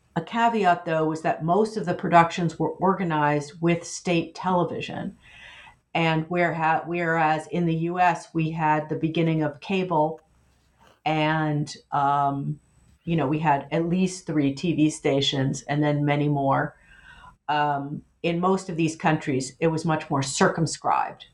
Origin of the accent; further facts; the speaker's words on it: United States; as an American in the 1990s